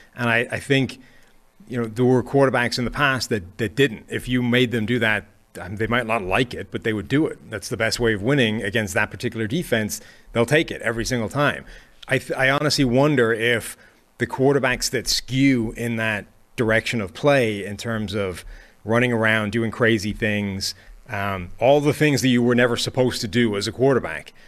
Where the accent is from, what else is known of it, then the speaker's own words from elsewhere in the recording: Ireland; I'm Irish